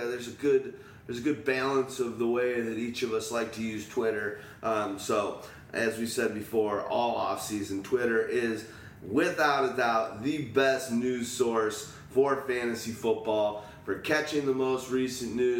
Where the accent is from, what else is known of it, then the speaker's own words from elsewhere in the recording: Chicago, Illinois, United States; Chicago. We're from Chicago